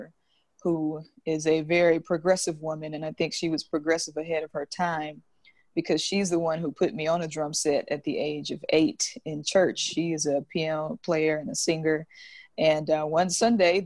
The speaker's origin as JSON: {"language": "English", "town": "Jackson", "region": "Mississippi", "country": "United States", "tie": "born or raised there", "moved": "as an adult", "lives_now": "Brooklyn, United States", "said": "grew up in Jackson, born and raised."}